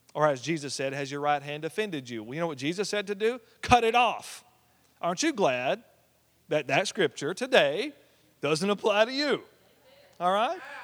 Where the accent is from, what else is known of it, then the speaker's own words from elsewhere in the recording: Oklahoma, United States; we came from the buckle of the Bible Belt